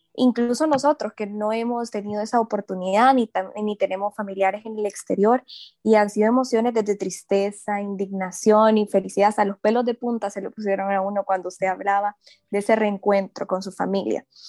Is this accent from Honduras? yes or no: yes; Honduras; nosotros como hondureños